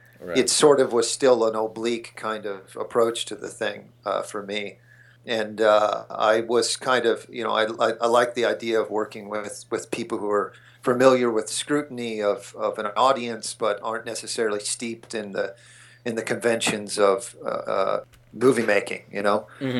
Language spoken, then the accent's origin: English; King of Prussia, Pennsylvania, United States; moved away as an adult; also born or lived in New York; I grew up outside of Philadelphia, yeah, near King of Prussia Mall